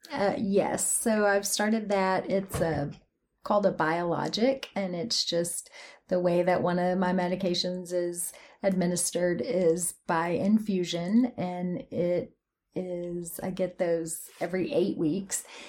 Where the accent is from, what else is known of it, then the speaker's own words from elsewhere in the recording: Athens, Tennessee, United States; moved away as an adult; also born or lived in Memphis, Tennessee / Knoxville, Tennessee; I was born in Memphis, Tennessee, um, but mostly raised in Athens, here in East Tennessee